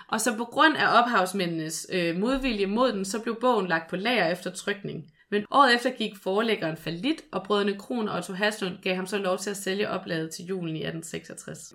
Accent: Skanderborg, Central Denmark Region, Denmark; Skanderborg, hvor jeg er fra

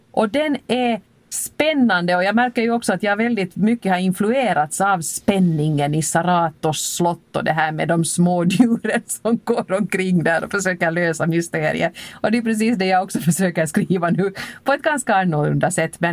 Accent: Helsinki, Uusimaa, Finland; att upptäcka min hemstad på det här sättet.

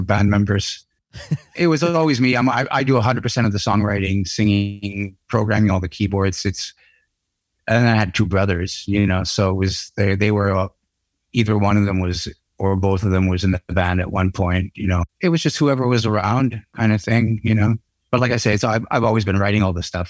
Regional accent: Canada; being Canucks, you know, being Canadian

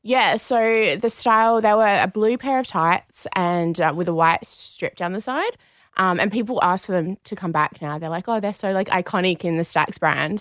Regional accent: Perth, Western Australia, Australia; moved away as an adult; now in Sydney, Australia; we're both from Perth originally.

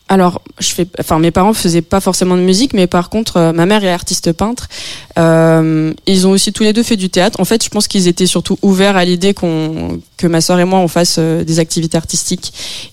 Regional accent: France; je suis française

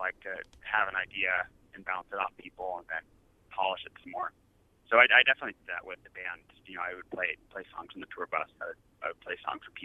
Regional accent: United States; now in Montreal, Canada; I identify myself as American

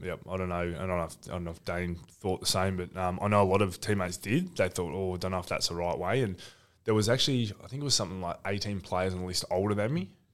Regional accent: Ocean Grove, Victoria, Australia; I grew up in Ocean Grove

